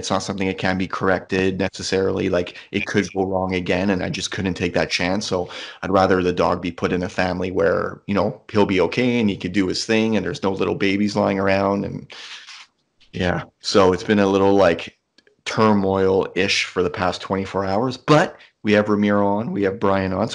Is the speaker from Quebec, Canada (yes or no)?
yes; Dorval, Quebec, Canada; So when we grew up in Dorval, we lived in this house right beside the airport for like basically my entire life.